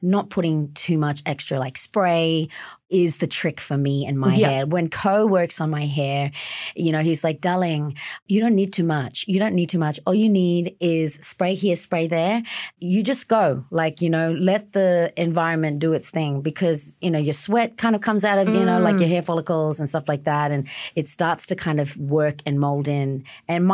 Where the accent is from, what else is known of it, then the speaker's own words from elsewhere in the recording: Darwin, Northern Territory, Australia; I grew up a lot in Darwin, which is a lot of moisture and a lot of heat